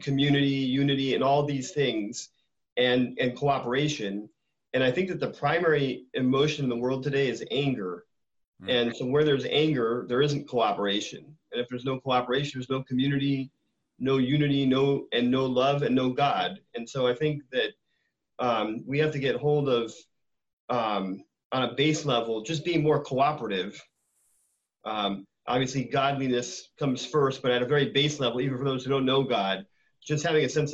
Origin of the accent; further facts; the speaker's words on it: West Coast, United States; now in Tampa, United States; I grew up on the West Coast